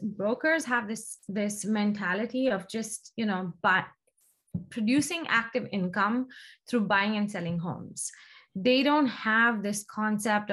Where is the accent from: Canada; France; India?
India; moved away as an adult; now in United States; I grew up in India. I was, when I left India, I was in fashion merchandising